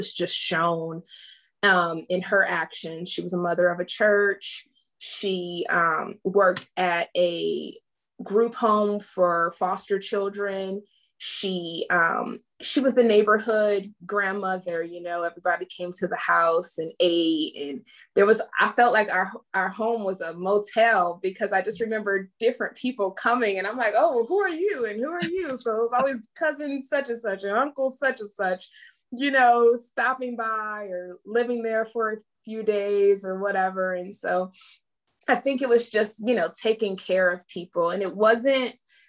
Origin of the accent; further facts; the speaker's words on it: Pontiac, Michigan, United States; Okay, well … I am hailed from Pontiac, Michigan, right behind the Silver Dome. I am a Army brat.